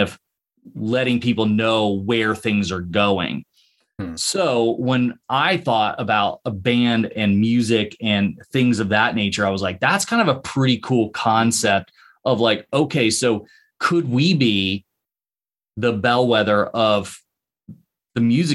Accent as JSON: {"language": "English", "region": "Ohio", "country": "United States", "said": "we're both from Ohio"}